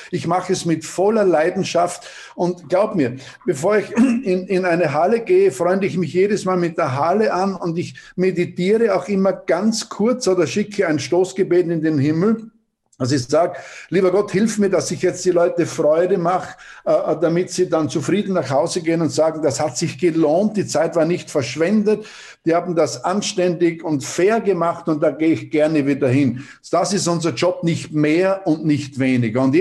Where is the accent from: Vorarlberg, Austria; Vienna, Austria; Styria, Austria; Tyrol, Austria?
Styria, Austria; Paldau; Ja, also wir sind in Paldau aufgewachsen.